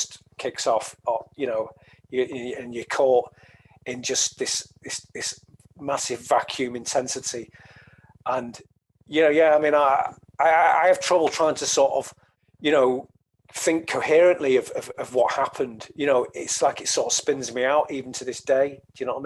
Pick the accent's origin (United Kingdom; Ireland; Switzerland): United Kingdom; the Northwest, North West England; I'm from the Northwest, a lot of Irish people there.